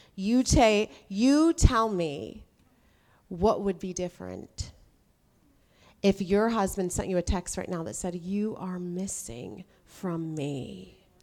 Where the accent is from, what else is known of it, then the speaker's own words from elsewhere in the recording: United States; now I'm American